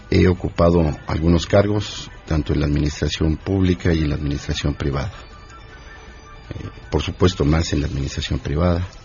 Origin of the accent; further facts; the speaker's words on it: Xochimilco, Mexico City, Mexico; amo profundamente